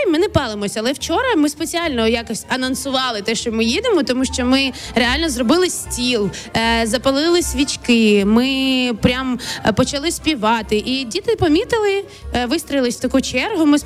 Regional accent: Kharkiv Oblast, Ukraine; моє дитинство розділене було на Київську область і Харківську область. Звідки мама родом? Це Харківщина, і от якраз на Харківщині ми ходили.

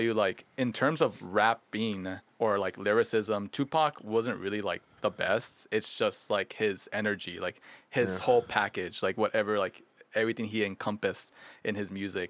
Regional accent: Los Angeles, California, United States; as a native Angeleno

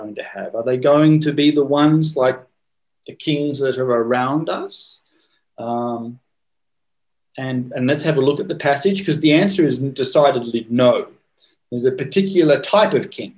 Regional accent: Australia; moved away; I grew up in Australia in the monarchy.

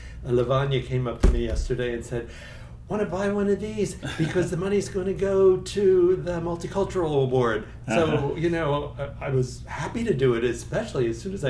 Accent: Philadelphia, Pennsylvania, United States; I grew up in Philly.

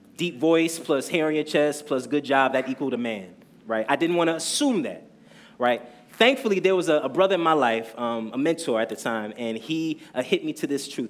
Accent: New Jersey, United States; moved away as an adult; now in Brooklyn, United States; So I have to mention that I was raised in Jersey

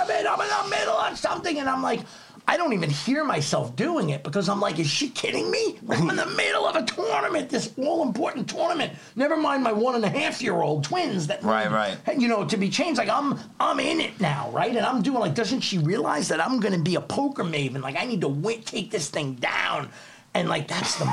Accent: New York City, New York, United States; moved away as an adult; also born or lived in Wyckoff, New Jersey; I'm a kid from Staten Island.

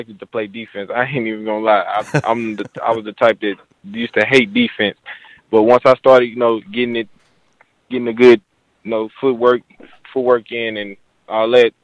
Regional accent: Arkansas, United States; being close to home, playing for my hometown. It'll be great to see me in an Arkansas State jersey

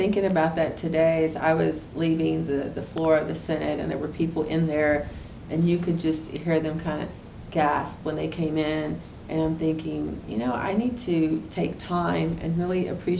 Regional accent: Houston, Texas, United States; Right, in the east end of Houston, east end community.

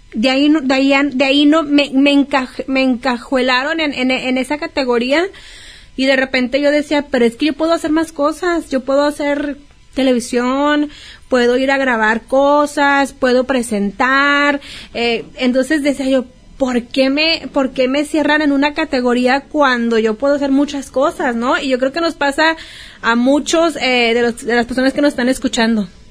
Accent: Mexico; como mexicana

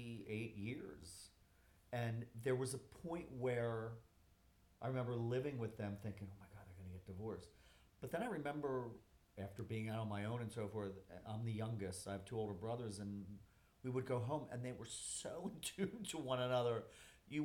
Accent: Philadelphia, Pennsylvania, United States; also born or lived in New York; I grew up in Center City, Philadelphia

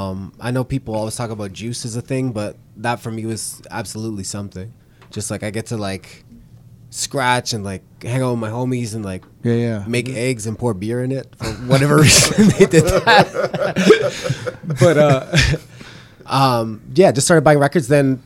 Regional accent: Vancouver, British Columbia, Canada; growing up in Vancouver

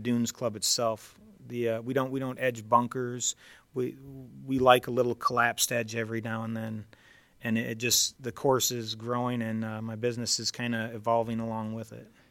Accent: near Detroit, Michigan, United States; I grew up near Detroit

